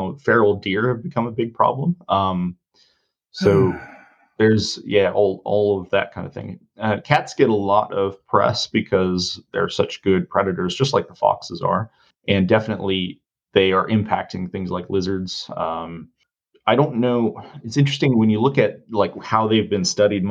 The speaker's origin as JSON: {"language": "English", "area": "Shenandoah Valley", "region": "Virginia", "country": "United States", "tie": "born or raised there", "moved": "as an adult", "said": "I grew up in the Shenandoah Valley"}